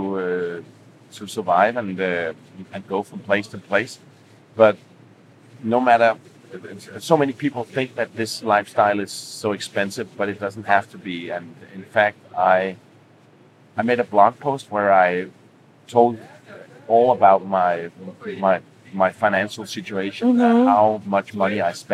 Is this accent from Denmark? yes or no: yes; Denmark; moved away as an adult; I come from one of the countries where everything is expensive